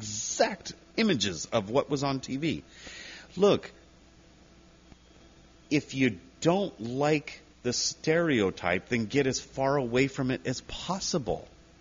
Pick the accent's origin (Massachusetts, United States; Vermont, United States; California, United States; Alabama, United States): California, United States; Whittier; also born or lived in Pico Rivera; I was born and raised in Whittier. I live in Whittier now. But I went to school in Pico. I lived in Pico for a while.